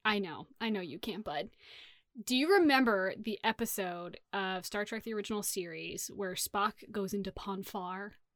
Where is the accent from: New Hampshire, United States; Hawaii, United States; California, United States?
California, United States; Sacramento; growing up in Sacramento